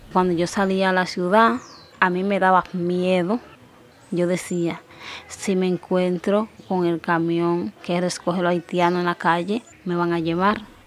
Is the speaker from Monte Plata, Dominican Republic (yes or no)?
yes; Yamasa, Monte Plata, Dominican Republic; soy dominicana, porque nací aquí